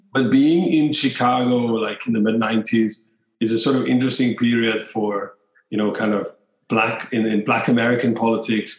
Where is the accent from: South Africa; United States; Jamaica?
South Africa; Cape Town, Western Cape; moved away as an adult; i'm from cape town